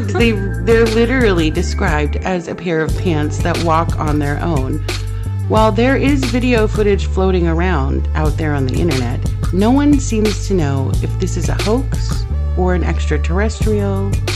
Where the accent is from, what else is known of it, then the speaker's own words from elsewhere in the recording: Central California, United States; I was born and raised in Central California